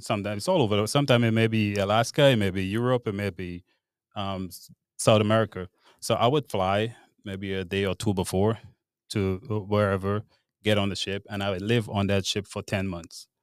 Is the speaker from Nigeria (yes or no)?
no; Grenada; moved away as an adult; now in Charlottesville, United States; I grew up in Grenada, I was born and raised in Grenada